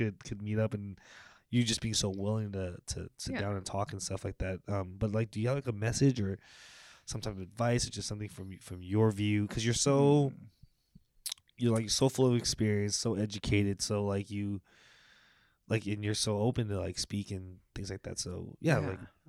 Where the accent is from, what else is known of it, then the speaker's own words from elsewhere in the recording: San Francisco, California, United States; moved away; growing up in San Francisco